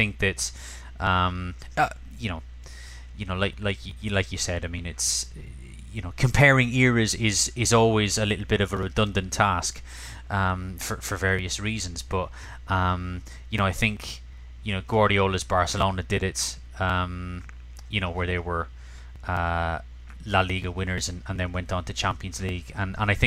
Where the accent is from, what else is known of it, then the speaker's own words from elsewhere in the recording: Cork, Munster, Ireland; in a bar in Cork, my hometown